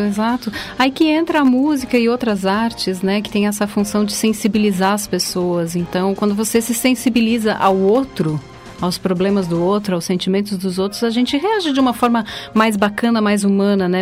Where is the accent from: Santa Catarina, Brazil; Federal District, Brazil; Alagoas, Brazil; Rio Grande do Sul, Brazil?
Rio Grande do Sul, Brazil; Ciríaco; Eu sou do de Siríaco, que é uma cidade no interior do estado, na Serra Gaúcha. Sou de uma comunidade rural no interior de Siríaco chamada São João Bosco